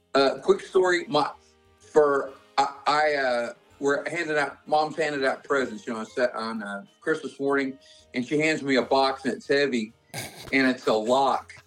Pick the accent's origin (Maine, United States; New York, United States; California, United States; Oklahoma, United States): Oklahoma, United States; I grew up in Oklahoma riding horses